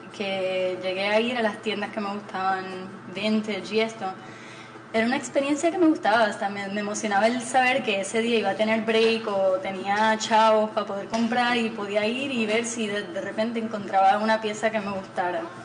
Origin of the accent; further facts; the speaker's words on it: Puerto Rico; also born or lived in Mexico City, Mexico / Texas, United States; me crié aquí en Puerto Rico